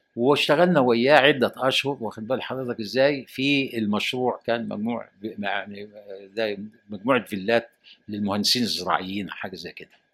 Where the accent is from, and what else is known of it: Egypt